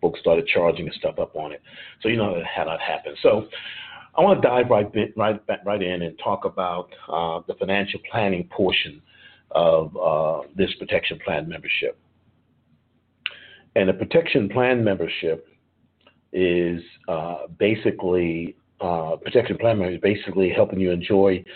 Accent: New York City, New York, United States; now in Atlanta, United States; I've been born and raised in New York City

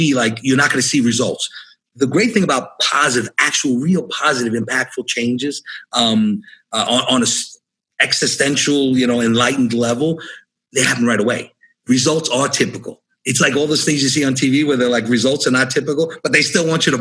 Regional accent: New York City, New York, United States; I grew up in New York City.

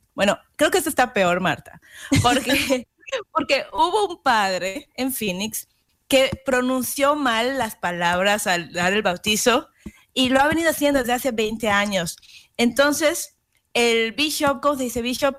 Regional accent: Yucatán, Mexico; moved away; mi tierra, Yucateca

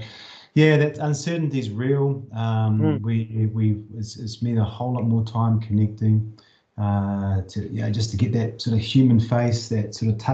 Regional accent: Whakatane, Bay of Plenty, New Zealand; moved away as an adult; also born or lived in Singapore / Shanghai / Hamburg; now in Amsterdam, Netherlands; I'm a Kiwi living out in the world, basically. I was brought up in Whakatane, in the Bay of Plenty

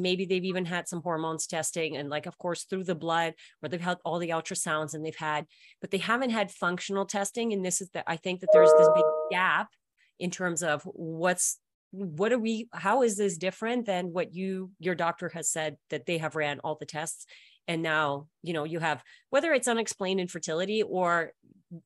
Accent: Russia; moved away; I was born in Russia

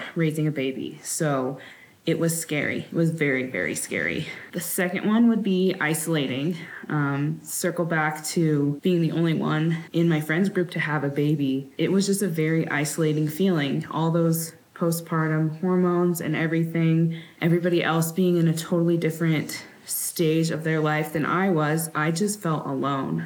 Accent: Sacramento, California, United States; now in Wyoming, United States; I'm from Sacramento originally, but we currently live in Wyoming

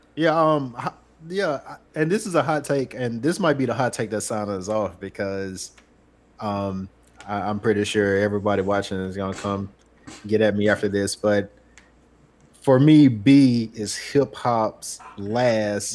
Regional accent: Demopolis, Alabama, United States; I'm I'm from Demopolis, Alabama.

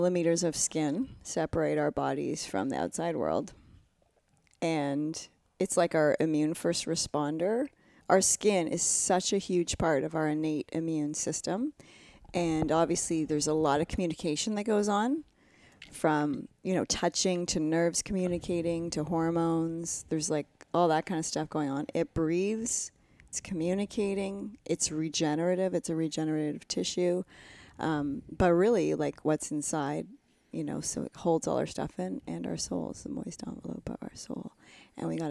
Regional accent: Canada; also born or lived in Ontario; I'm fully Canadian

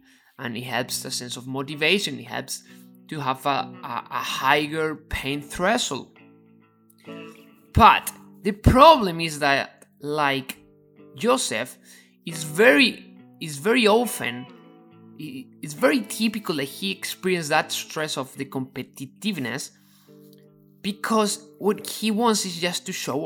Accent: Ávila, Castile and León, Spain; English is a second language; moved away; And I am from a little town called Avila, and that is next to Madrid.

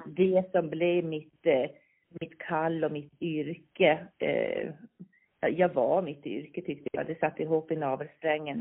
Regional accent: Visby, Gotland, Sweden; accent: Gotlandic; Jag är född här. Jag är Visbytös, uppväxt i ett barnrikehus

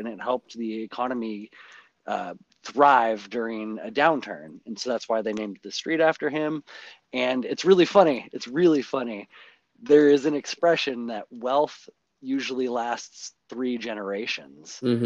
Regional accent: Port Angeles, Washington, United States; I grew up here in Washington

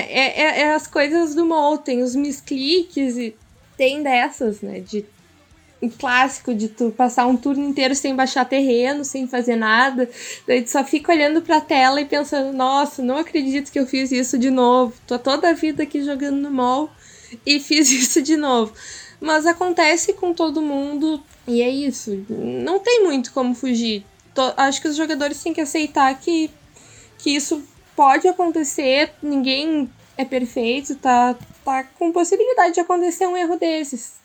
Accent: Porto Alegre, Rio Grande do Sul, Brazil; moved away as an adult; now in interior of Rio Grande do Sul, Brazil; sou de, nascida e criada em Porto Alegre

